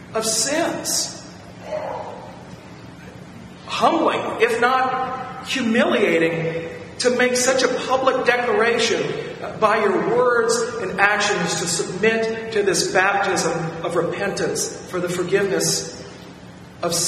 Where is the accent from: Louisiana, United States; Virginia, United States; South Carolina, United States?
Virginia, United States; moved away as an adult; my hometown for dinner one night in Virginia